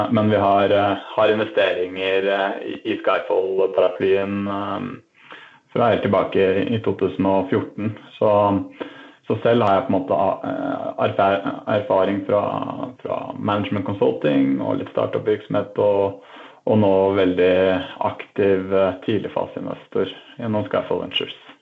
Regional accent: Oslo, Norway; also born or lived in Trondheim; Jeg er øh, født og oppvokst i Oslo

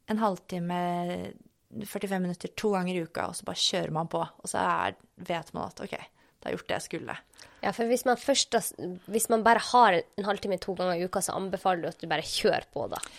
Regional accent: Sortland, Nordland, Norway; moved away; når jeg var fastlege på Sortland

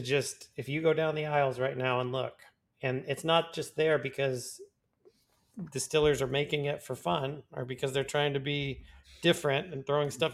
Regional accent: Texas, United States; my home state

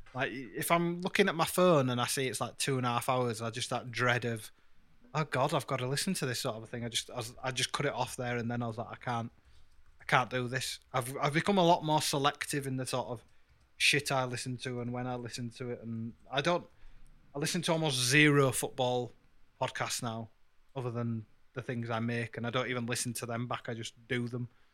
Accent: Yorkshire and the Humber, United Kingdom; I'm from Yorkshire and I'm brown

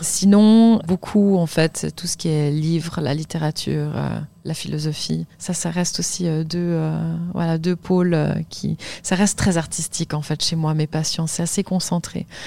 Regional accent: Lausanne, Vaud, Switzerland; j'ai grandi à Lausanne en Suisse

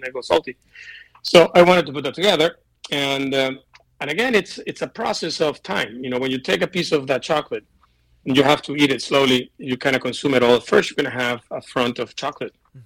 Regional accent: Venezuela; now in United States; I'm from Venezuela

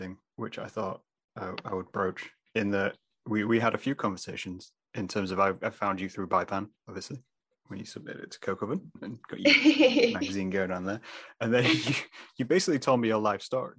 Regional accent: Lincolnshire, East Midlands, United Kingdom; first language English; because I'm from Lincolnshire in the UK, which is like a big farming state area.

